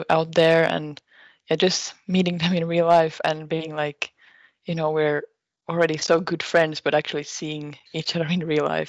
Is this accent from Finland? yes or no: yes; Finland; he's from Germany and I'm from Finland